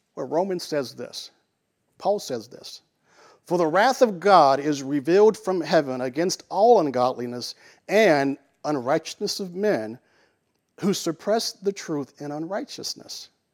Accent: Little Rock, Arkansas, United States; I grew up in Little Rock

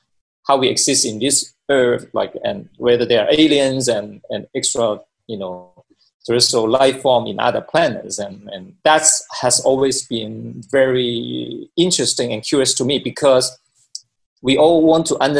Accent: Hong Kong; moved away as an adult; also born or lived in China / United States / Japan / Korea; I was born in China, then I grew up in Hong Kong, and I went to the United States for my studies, and I live in different countries, including Japan and Korea as well

